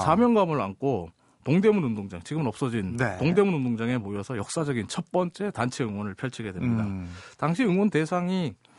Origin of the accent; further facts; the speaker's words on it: South Korea; 대한민국에서 왔다고 말하면요